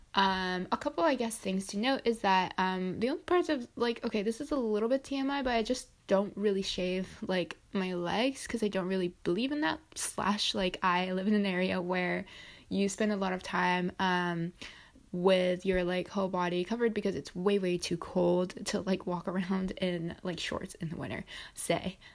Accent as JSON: {"language": "English", "country": "Japan", "moved": "yes", "lives_now": "United States", "said": "my home country, which is Japan"}